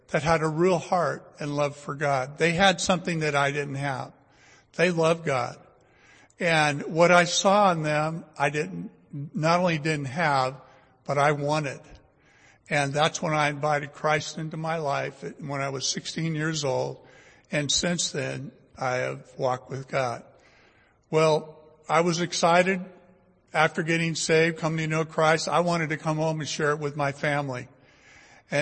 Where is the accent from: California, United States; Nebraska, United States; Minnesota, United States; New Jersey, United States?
California, United States; Fresno; I was born and raised here in Fresno, went to Bullard High School, graduated from Fresno State